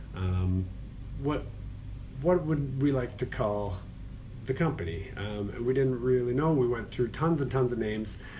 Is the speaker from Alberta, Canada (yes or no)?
yes; Calgary, Alberta, Canada; born or raised there; moved away as an adult; also born or lived in Toronto; now in Charlotte, United States